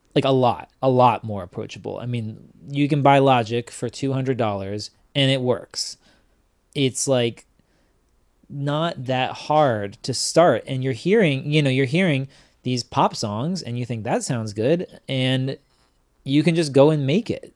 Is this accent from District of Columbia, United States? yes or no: yes; Washington, District of Columbia, United States; I was raised in Washington, D C, and I was raised under the umbrella of Discord Records